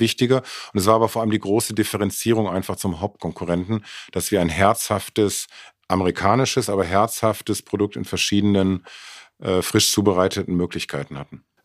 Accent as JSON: {"language": "German", "town": "Mülheim an der Ruhr", "region": "North Rhine-Westphalia", "country": "Germany", "tie": "born or raised there", "moved": "as an adult", "lives_now": "Munich, Germany", "said": "Ich bin äh, geboren in Mülheim und war die ersten 22 Jahre in Mülheim."}